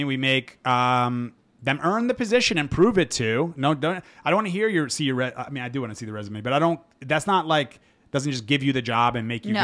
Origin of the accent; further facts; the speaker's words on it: United States; as an American